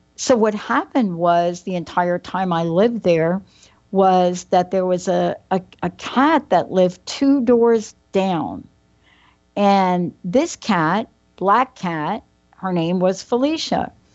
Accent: New York, United States; I'm a girl from New York.

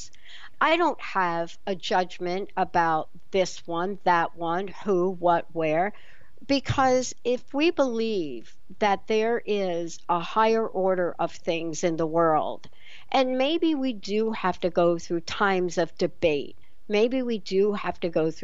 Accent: New York, United States; growing up in the East Coast and growing up in New York

